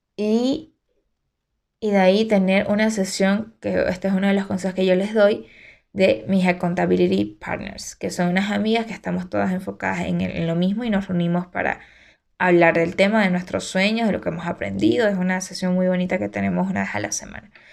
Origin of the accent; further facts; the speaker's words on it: Santa Cruz de la Sierra, Santa Cruz, Bolivia; moved away as an adult; now in Cochabamba, Bolivia; yo todo mi movimiento es en Santa Cruz, ¿no? Entonces, nací allá y todo.